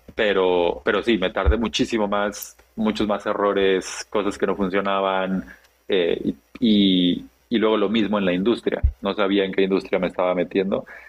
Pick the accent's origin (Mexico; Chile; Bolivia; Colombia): Mexico; Chiapas; nací y crecí en el sur de México